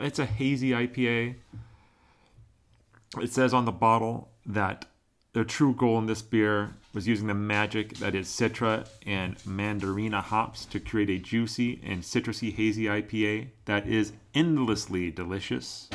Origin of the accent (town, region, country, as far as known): Oregon, United States; born or raised there